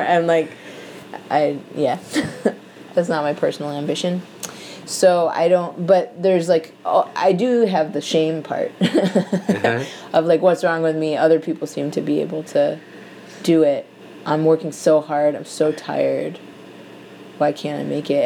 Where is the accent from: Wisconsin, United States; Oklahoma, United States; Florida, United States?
Wisconsin, United States; Madison; moved away as an adult; also born or lived in Seattle; now in New York, United States; there was a group of Jewish kids that I grew up with in Madison